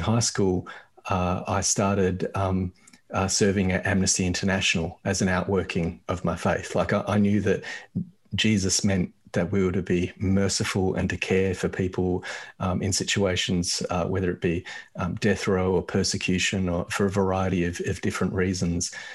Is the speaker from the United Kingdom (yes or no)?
no; Australia; I grew up in Australia and I grew up white in Australia